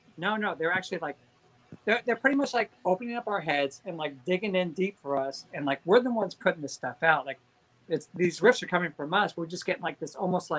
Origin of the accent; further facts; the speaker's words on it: Southern California, United States; growing up in Southern California